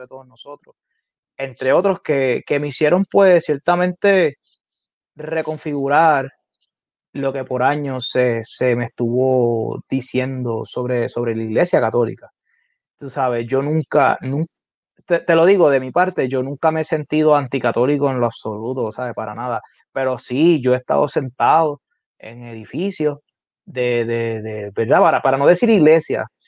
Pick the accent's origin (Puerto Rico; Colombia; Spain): Puerto Rico; Carolina; Yo estudié en la escuela elemental en Carolina, que es mi ciudad natal